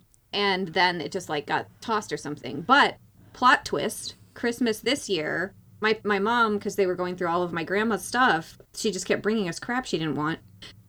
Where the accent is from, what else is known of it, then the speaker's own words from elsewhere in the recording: North Dakota, United States; I made a shoebox look kind of like a lake, like an ice fishing lake, because I'm from North Dakota.